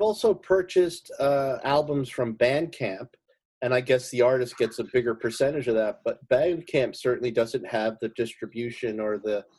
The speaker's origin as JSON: {"language": "English", "town": "Oakland", "region": "New Jersey", "country": "United States", "tie": "born or raised there", "said": "I grew up in Oakland"}